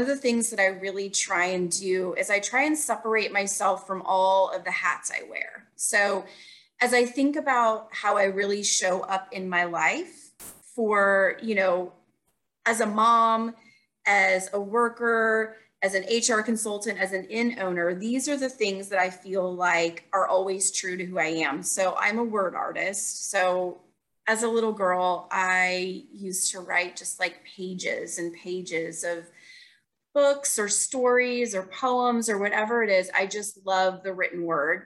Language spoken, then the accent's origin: English; Manhattan, Kansas, United States; now in Lee's Summit, United States; Originally, I'm actually from Manhattan, Kansas.